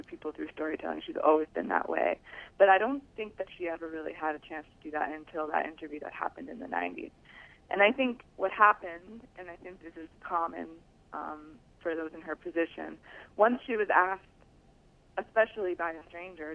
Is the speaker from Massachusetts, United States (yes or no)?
yes; Newton, Massachusetts, United States; also born or lived in Boston; And I was born in Boston. And the book starts with my life as a typical American Jewish girl living in a suburb, Newton, Mass.